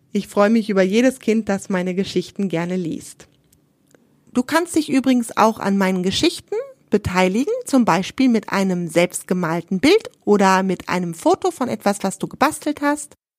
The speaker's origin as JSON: {"language": "German", "country": "Germany", "said": "bei uns in Deutschland"}